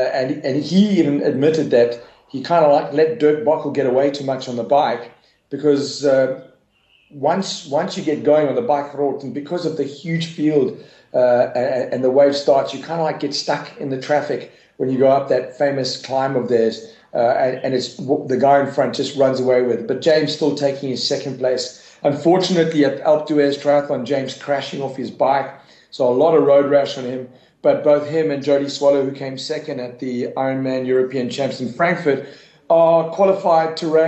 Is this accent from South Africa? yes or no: yes; South Africa; And that was a great moment for me as a South African doing the roll down, being able to call it out to him in Afrikaans